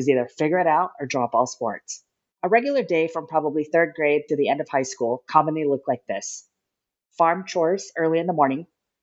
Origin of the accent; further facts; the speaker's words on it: Miles City, Montana, United States; Growing up in Miles City, Montana, I had the opportunity to play a ton of sports